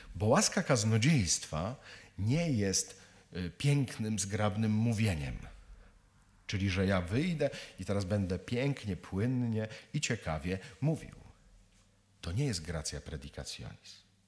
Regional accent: Kielce region, Świętokrzyskie Voivodeship, Poland; jestem z Kieleckiego, czyli z krainy latających scyzoryków

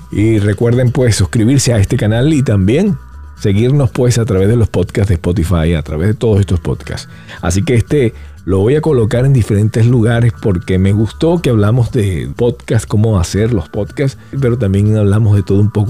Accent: Venezuela; digo, bueno, yo soy venezolano

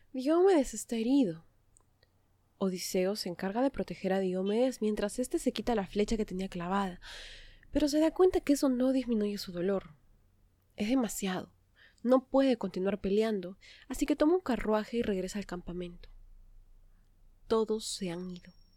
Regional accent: Peru; lo que había ocurrido en mi país

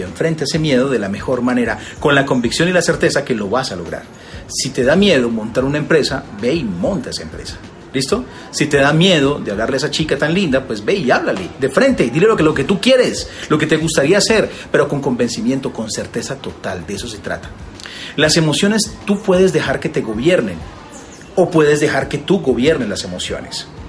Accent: Colombia; tengo una cadena de restaurantes en, Colombia, en varias ciudades, y además de eso, pues asesoro varias marcas, tengo también, eh, y durante los últimos años he estado trabajando en radio y en televisión también en mi país

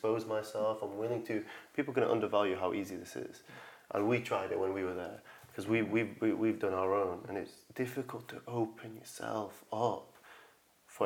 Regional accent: Manchester, North West England, United Kingdom; We come from Manchester, roundabout.

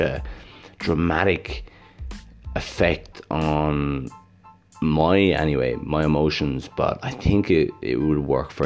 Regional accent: Ireland; now in Gold Coast, Australia; I grew up in Ireland in a small town where it rains a lot and it's cold.

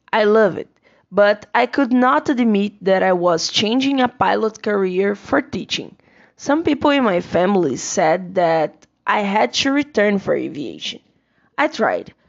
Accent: Campo Grande, Brazil; English is a second language; also born or lived in Concórdia, Brazil; I'm from Campo Grande

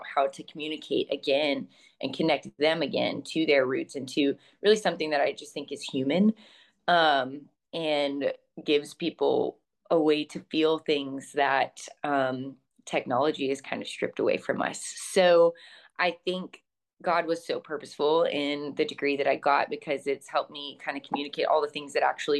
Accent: Texas, United States; moved away as an adult; also born or lived in Savannah, Georgia; I'm from Texas

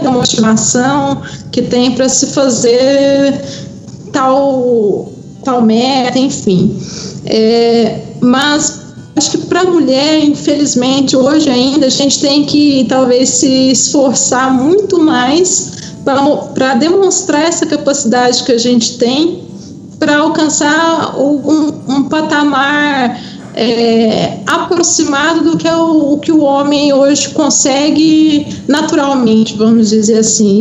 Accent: Uberlândia, Minas Gerais, Brazil; now in Belo Horizonte, Brazil; eu sou de Uberlândia e atualmente moro em, em Belo Horizonte

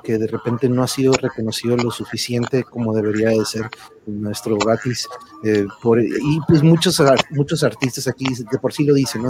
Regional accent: Tijuana, Baja California, Mexico; a mi tierra, a mi bella Tijuana

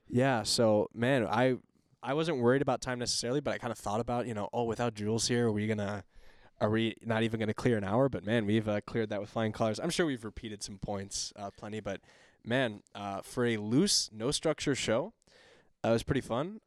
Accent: Hudson, Wisconsin, United States; we're both from Hudson

